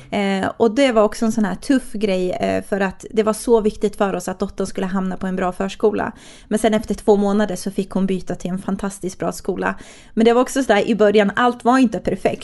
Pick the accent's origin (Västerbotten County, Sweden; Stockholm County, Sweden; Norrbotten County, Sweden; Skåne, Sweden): Stockholm County, Sweden; Stockholm; moved away as an adult; also born or lived in Katrineholm; jag är ju från Stockholm